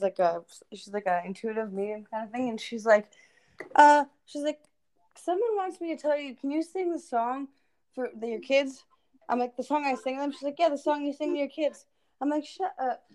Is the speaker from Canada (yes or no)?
yes; Canada; I'm from Canada. It's nice and cold. We got tons of snow out here.